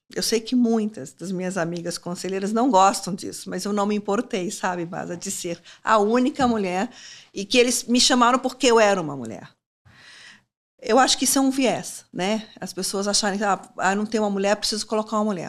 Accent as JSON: {"language": "Portuguese", "town": "Timóteo", "region": "Minas Gerais", "country": "Brazil", "tie": "born or raised there", "moved": "yes", "said": "lá na minha, lá em Timóteo, a minha mãe virou para mim e falou assim: \"Olha, eu quero que vocês aprendam inglês\""}